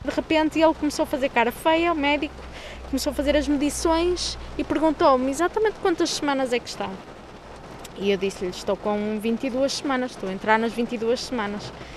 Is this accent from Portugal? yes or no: yes; Porto, Norte, Portugal; sou do Porto e trabalho na área da comunicação